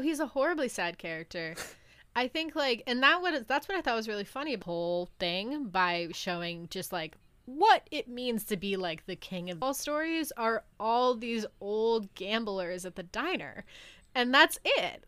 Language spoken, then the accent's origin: English; New England, United States; growing up in New England